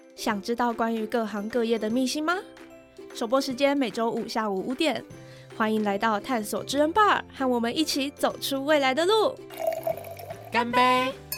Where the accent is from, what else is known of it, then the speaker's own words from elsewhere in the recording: Miaoli County, Taiwan; 我们是苗栗人